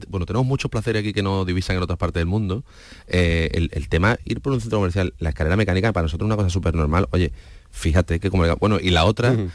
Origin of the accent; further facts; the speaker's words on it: Isla Cristina, Andalusia, Spain; nosotros somos de Isla Cristina